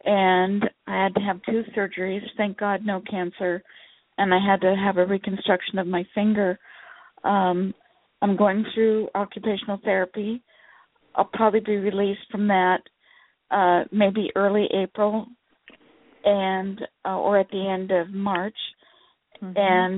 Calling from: Sacramento, California, United States

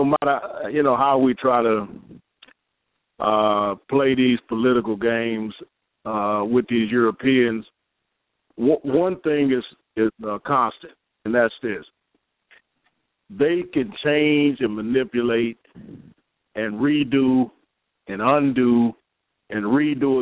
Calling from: Michigan, United States; I'm calling out of Michigan

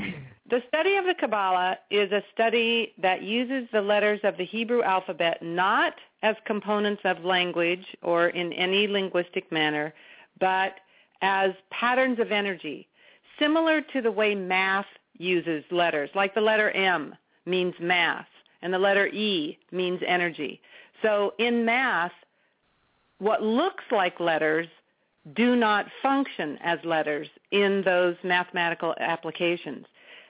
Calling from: Chico, California, United States; I'm in Chico, California, where I live.

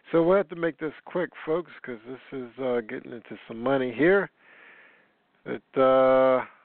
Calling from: United States; Yeah, near Washington D.C.

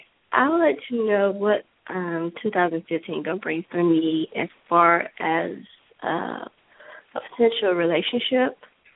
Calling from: Georgia, United States

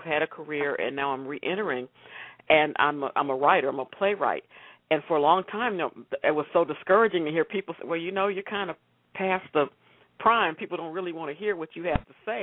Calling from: Austin, Texas, United States; I'm calling from Austin, Texas

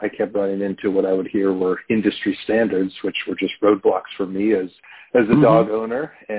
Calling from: Pittsburgh, Pennsylvania, United States; Pittsburgh, Pennsylvania.

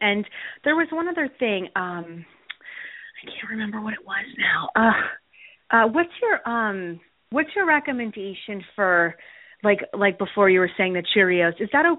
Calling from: Wyckoff, New Jersey, United States; I'm calling from Wyckoff.

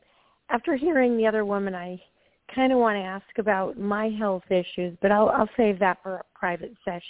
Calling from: Georgia, United States; This is …. I'm calling from Georgia.

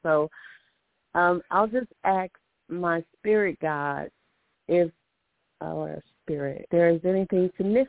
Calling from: Alabama, United States; I'm calling from Alabama.

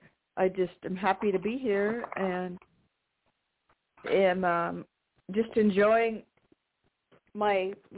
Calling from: United States; in Washington.

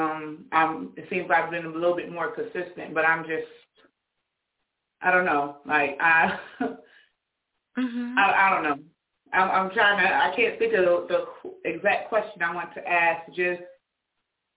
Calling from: Rochester, New York, United States; I'm calling from Rochester, New York

